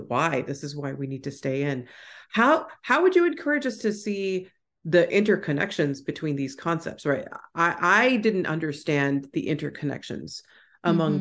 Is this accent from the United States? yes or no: yes; Houston, Texas, United States; I grew up in Houston, Texas